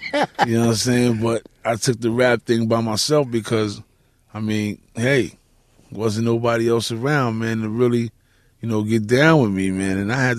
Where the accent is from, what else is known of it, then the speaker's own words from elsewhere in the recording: New York City, New York, United States; also born or lived in Bronx; I'm from Manhattan.